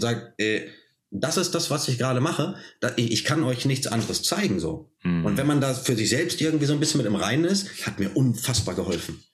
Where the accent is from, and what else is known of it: Germany; born or raised there